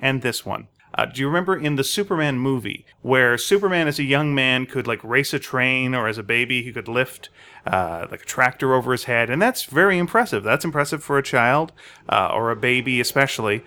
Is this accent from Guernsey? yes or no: no; Montreal, Quebec, Canada; I was born in Montreal, Quebec